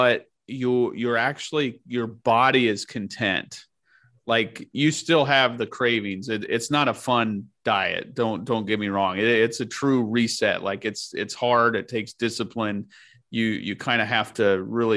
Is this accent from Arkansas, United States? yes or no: no; Nebraska, United States; growing up in Nebraska